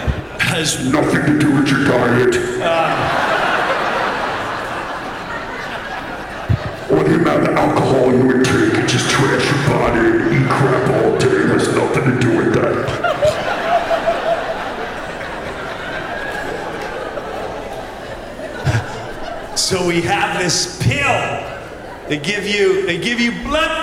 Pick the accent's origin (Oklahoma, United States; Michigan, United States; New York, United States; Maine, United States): New York, United States; Long Island; Growing up in Long Island